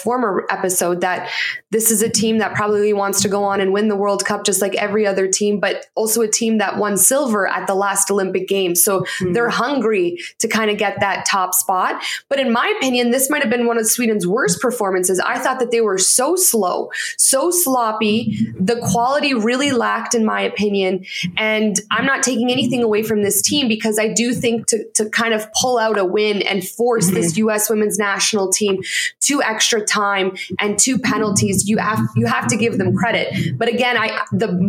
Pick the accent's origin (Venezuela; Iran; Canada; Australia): Canada; moved away; also born or lived in United States; I'm Canadian